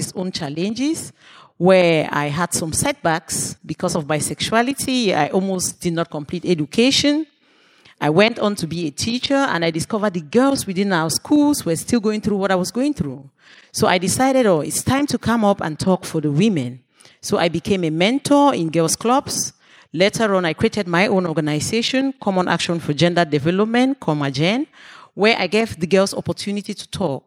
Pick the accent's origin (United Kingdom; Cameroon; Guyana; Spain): Cameroon; from Cameroon.